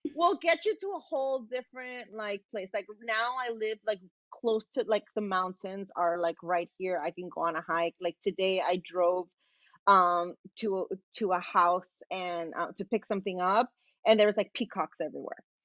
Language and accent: English; Los Angeles, California, United States; I'm from South Central